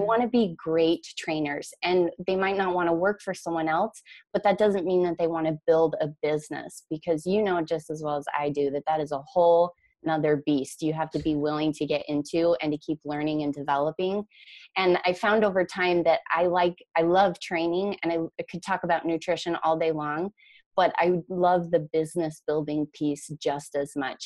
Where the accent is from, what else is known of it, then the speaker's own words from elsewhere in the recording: Idaho, United States; moved away as an adult; also born or lived in Minneapolis–St. Paul, Minnesota; now in Minneapolis, United States; I grew up in Idaho